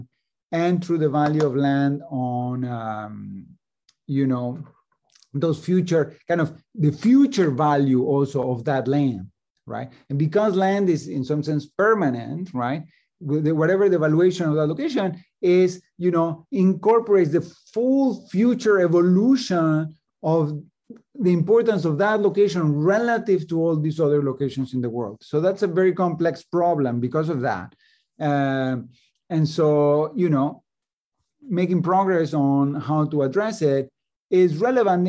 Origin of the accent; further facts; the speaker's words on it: Mexico City, Mexico; moved away as an adult; also born or lived in Chicago, United States; now in Princeton, United States; I grew up in Mexico City and came to the United States to study, to do a PhD in economics at the University of Chicago